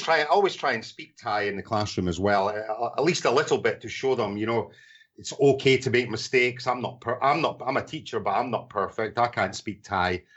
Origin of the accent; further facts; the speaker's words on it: Scotland, United Kingdom; accent: Scottish; moved away as an adult; also born or lived in Portugal / Thailand; now in Bangkok, Thailand; I'm from Scotland originally